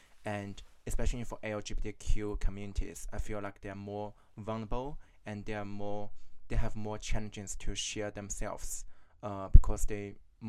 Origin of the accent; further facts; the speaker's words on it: China; moved away as an adult; now in Melbourne, Australia; I'm from China originally. I've been in Australia for 3 years and a half.